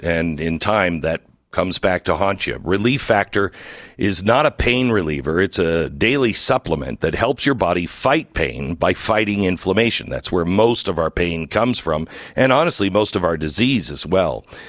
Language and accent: English; near the Peace Arch, Washington, United States; I grew up near the Peace Arch.